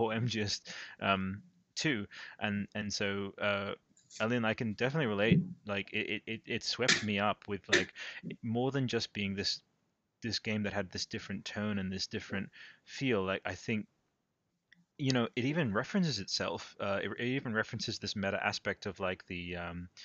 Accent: Italy; moved away; I grew up in Italy

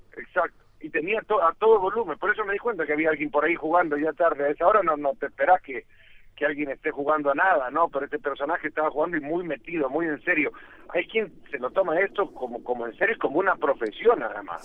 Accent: El Salvador; Yo soy salvadoreño

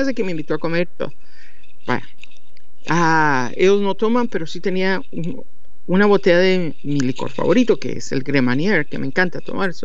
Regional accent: Guatemala; accent: guatemalteco; moved away; soy de Guatemala, va, de plano y siempre he hablado como guatemalteco

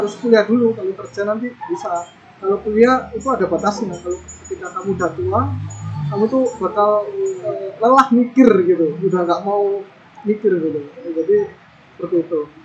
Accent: Indonesia; moved away as an adult; also born or lived in Taiwan; hanya saya sendiri dari Indonesia

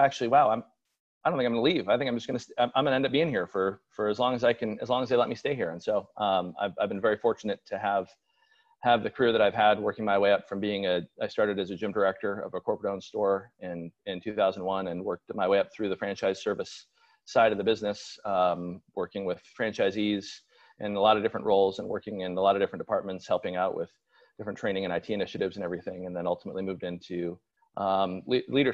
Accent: Seattle, Washington, United States; I was born and raised in the Seattle area

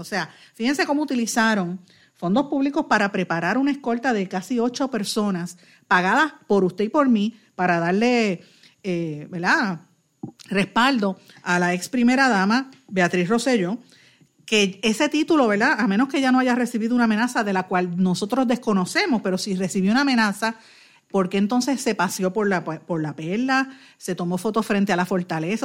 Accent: Puerto Rico; nosotros como puertorriqueños

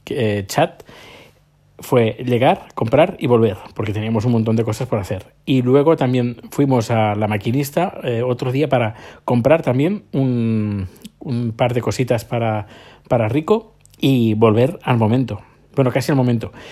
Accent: Terrassa, Catalonia, Spain; yo soy de Tarrasa, que está a unos 20 kilómetros, 25 kilómetros de, de Barcelona

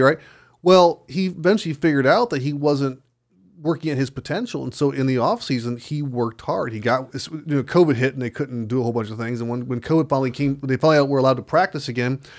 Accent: United States; as an American citizen born in this country

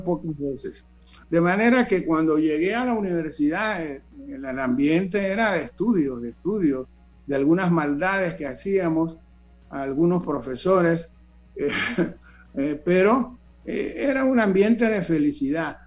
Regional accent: Panama City, Panama; yo nací en 1941 eh, eh, en, el, corazón del casco viejo, se puede decir, de la ciudad de Panamá, en San Felipe, en calle 11 y la avenida A.

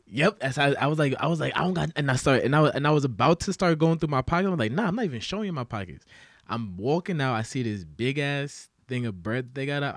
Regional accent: New York City, New York, United States; growing up in the Bronx

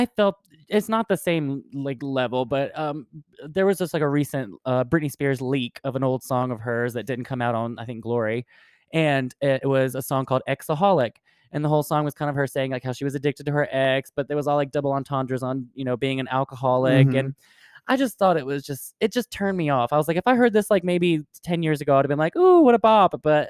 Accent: Cairo, Cairo Governorate, Egypt; a young gay friend of mine who visited my hometown of Cairo

